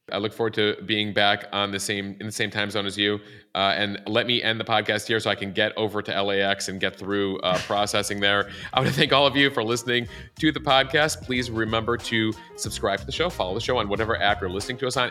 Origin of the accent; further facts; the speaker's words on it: Chicago, Illinois, United States; now in New York City, United States; Growing up in the Midwest